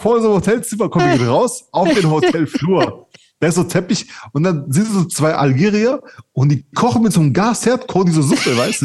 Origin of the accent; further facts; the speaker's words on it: Czechia; ich bin ja Tscheche